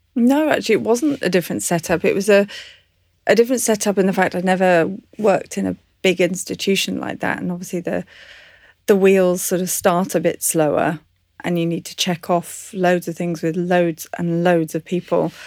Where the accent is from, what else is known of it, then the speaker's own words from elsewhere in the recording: English countryside, England, United Kingdom; I was brought up in the English countryside